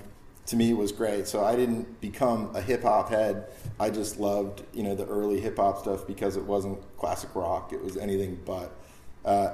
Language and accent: English; Buffalo, New York, United States; growing up in Buffalo